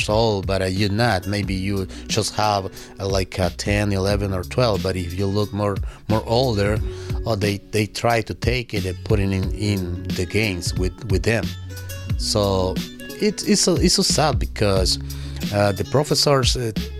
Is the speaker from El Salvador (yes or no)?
yes; El Salvador; English is a second language; now in Berkshires, Massachusetts, United States; I am from El Salvador